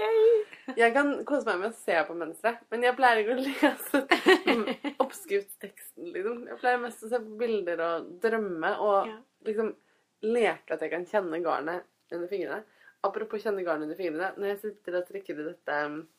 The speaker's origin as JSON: {"language": "Norwegian", "town": "Fredrikstad", "region": "Østfold", "country": "Norway", "said": "Jeg kommer fra Fredrikstad"}